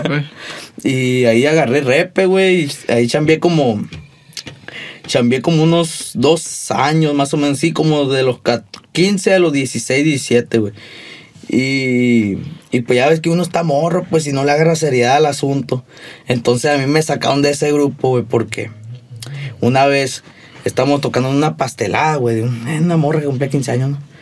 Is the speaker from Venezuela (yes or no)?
no; Hermosillo, Sonora, Mexico; also born or lived in Querobabi; yo sí soy nacido aquí